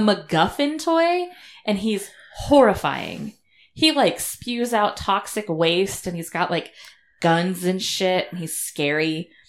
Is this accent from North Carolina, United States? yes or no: no; Arizona, United States; We're from Arizona.